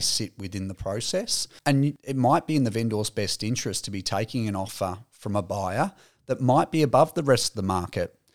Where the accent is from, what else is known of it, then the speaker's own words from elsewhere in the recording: Aspendale, Victoria, Australia; growing up in Aspendale